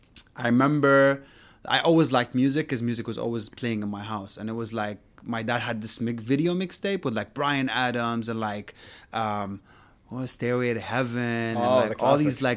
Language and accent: English; Saudi Arabia; moved away as an adult; now in United Arab Emirates; I didn't grow up in Dubai. I grew up in Saudi.